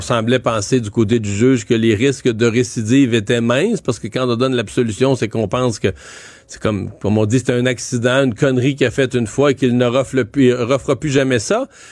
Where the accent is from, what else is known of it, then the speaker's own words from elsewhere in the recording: Rivière-du-Loup, Quebec, Canada; moi je suis de Rivière-du-Loup